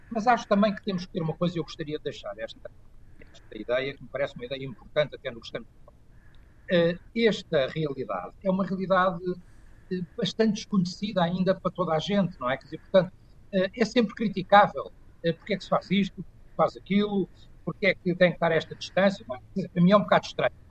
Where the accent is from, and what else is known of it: Portugal